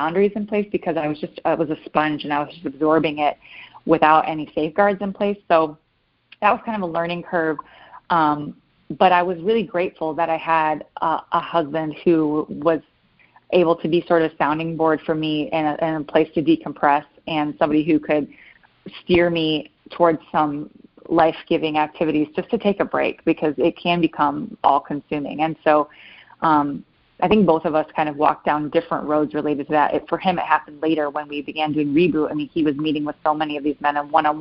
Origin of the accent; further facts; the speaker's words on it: Michigan, United States; now in Fort Campbell, United States; My family's from Michigan, and there was a course in my hometown